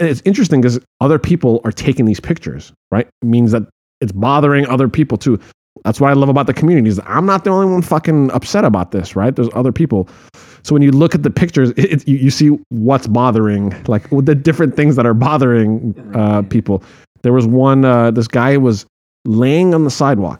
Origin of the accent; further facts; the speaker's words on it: Santa Monica, California, United States; also born or lived in Iran; I grew up in Santa Monica